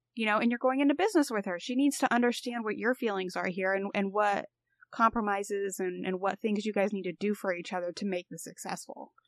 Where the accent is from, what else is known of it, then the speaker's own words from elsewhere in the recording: Indiana, United States; moved away; I'm from Indiana